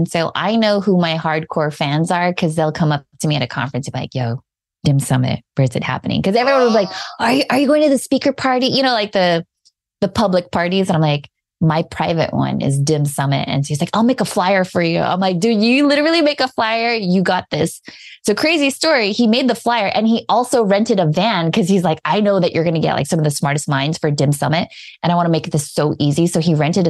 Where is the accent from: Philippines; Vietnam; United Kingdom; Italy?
Philippines; I'm Filipino